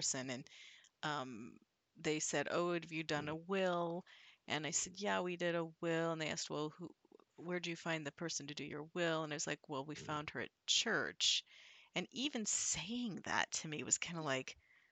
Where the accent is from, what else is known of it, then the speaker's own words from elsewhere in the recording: Midwest, United States; I'm from the Midwest